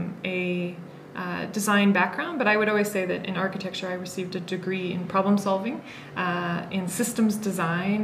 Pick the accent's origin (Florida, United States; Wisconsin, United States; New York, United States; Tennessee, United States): Wisconsin, United States; moved away as an adult; also born or lived in San Francisco / Boston; now in Kenya; I did an undergraduate, 4-year undergraduate degree in my home state of Wisconsin